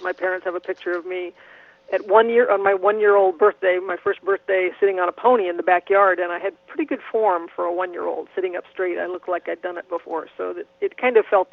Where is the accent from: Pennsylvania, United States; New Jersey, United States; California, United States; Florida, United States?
Florida, United States; Miami; I'm a native Floridian. I was born and raised in Miami